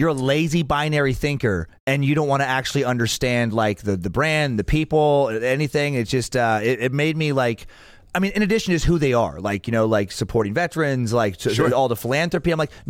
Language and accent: English; Idaho, United States; because I'm from Idaho and have the look I have